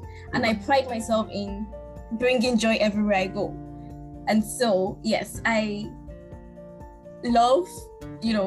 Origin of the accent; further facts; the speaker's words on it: Lagos, Nigeria; moved away as an adult; also born or lived in Ibadan, Oyo State; now in Canada; I was born and raised in Lagos. Yeah, I lived in Lagos for about 16 years until I went to school